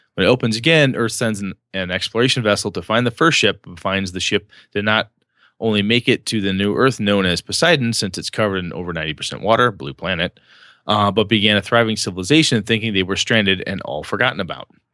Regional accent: United States; I'm an American, German, Polish, and Welsh guy.

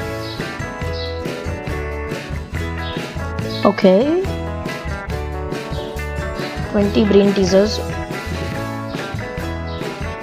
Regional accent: India; I'm an Indian

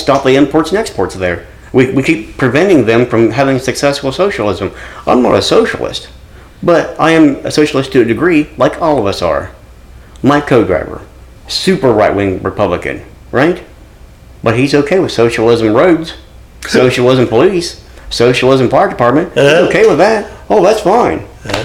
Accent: Kirksville, United States; the Lacey is the lady I talk to in my hometown

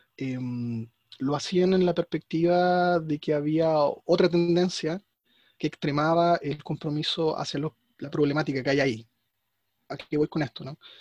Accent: Chile; Yo soy chileno

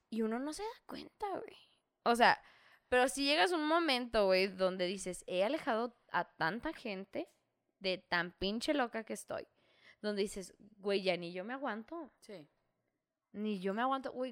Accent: northern Mexico, Mexico; pero como somos norteños, luego digo, ah, no, sí.

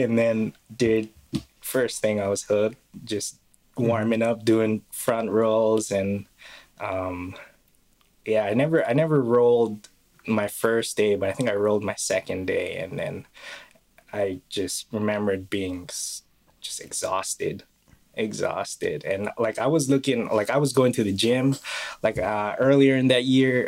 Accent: Kauai, Hawaii, United States; moved away; Born and raised in Hawaii

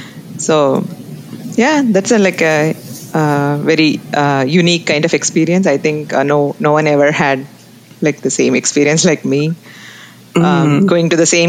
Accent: Tiruchirappalli, Tamil Nadu, India; moved away as an adult; also born or lived in Boston; now in United States; I'm basically from South India. So I was born and brought up in South India.

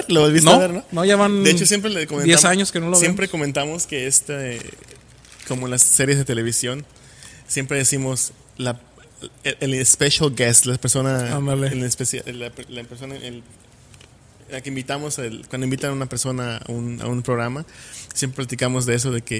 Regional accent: Yucatán, Mexico; accent: Yucatán; ya me acostumbré a usar como un poco un acento diferente al que se usa en Yucatán. Entonces, ¿cómo te diré? Es algo que cuando hablo con amigos de ahí

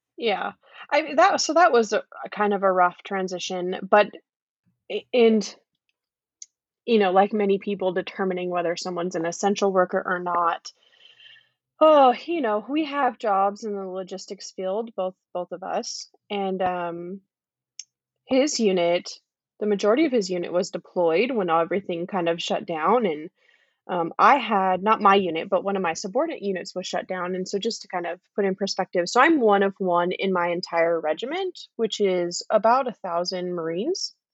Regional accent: California, United States; now in North Carolina, United States; I'm from California.

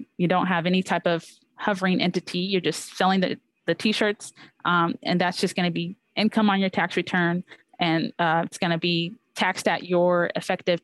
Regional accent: Orange County, California, United States; I grew up in Orange County, California from age 7th grade to 12th grade

